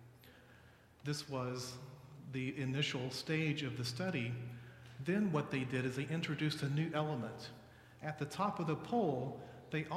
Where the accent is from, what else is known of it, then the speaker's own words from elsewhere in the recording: Dallas, Texas, United States; I'm from Dallas.